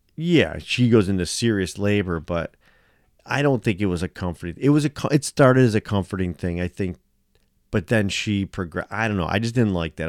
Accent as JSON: {"language": "English", "country": "United States", "said": "me being American"}